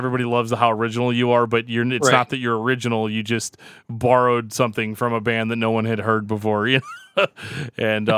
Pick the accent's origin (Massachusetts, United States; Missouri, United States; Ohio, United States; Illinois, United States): Missouri, United States; St. Louis; we're from here